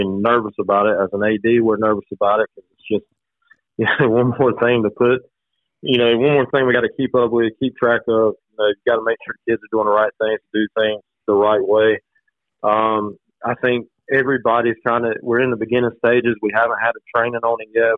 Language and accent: English; Mount Olive, North Carolina, United States; moved away as an adult; also born or lived in Lenoir County, North Carolina; now in Duplin County, United States; we are from Wayne County